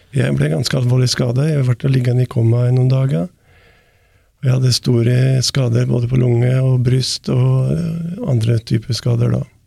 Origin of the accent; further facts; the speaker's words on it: Valdres, Innlandet, Norway; det er liksom Heimplassen min jeg er fra Valdres